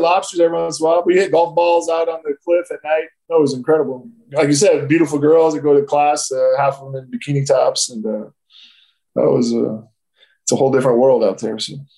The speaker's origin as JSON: {"language": "English", "town": "San Diego", "region": "California", "country": "United States", "tie": "born or raised there", "also_born_or_lived": "Oregon / Paris, France / Japan / Lebanon", "moved": "as an adult", "said": "I grew up in San Diego, went to Poway"}